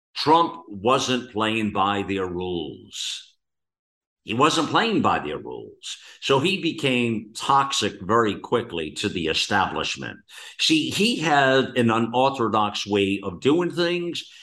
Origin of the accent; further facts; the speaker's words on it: United States; we, as the American people